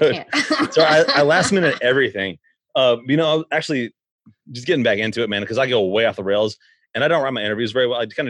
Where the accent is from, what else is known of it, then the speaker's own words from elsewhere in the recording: Nashville, Tennessee, United States; I'm from Nashville. That's where we record this.